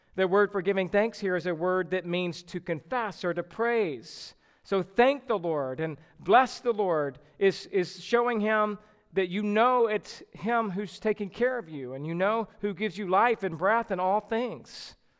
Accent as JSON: {"language": "English", "region": "the South", "country": "United States", "tie": "born or raised there", "said": "growing up in the South"}